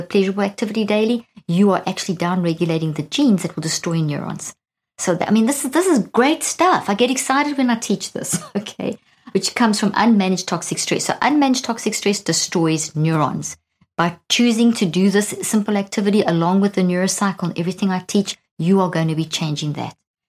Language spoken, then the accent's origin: English; South Africa; moved away as an adult; also born or lived in Zimbabwe; now in United States; being a South African, I was born in Zimbabwe and grew up in South Africa, and I've been living in the States now for 13 years